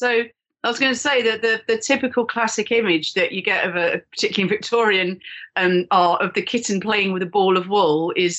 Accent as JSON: {"language": "English", "region": "London", "country": "United Kingdom", "tie": "born or raised there", "said": "growing up in London"}